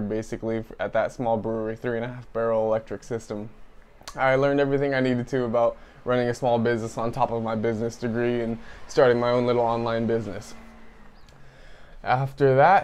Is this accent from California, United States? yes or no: yes; Tracy, California, United States; I grew up in Tracy, California with my mom and my dad.